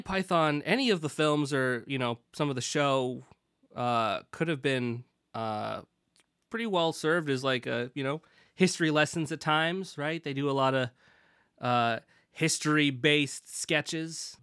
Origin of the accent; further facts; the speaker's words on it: Pacific Northwest, United States; also born or lived in United Kingdom; I was, I was born there and then immediately flew, uh, to the Pacific Northwest, where I learned to talk like this